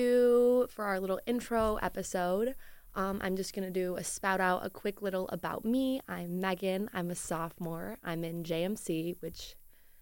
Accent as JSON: {"language": "English", "town": "Detroit", "region": "Michigan", "country": "United States", "tie": "born or raised there", "said": "a really small Catholic high school in like Metro Detroit"}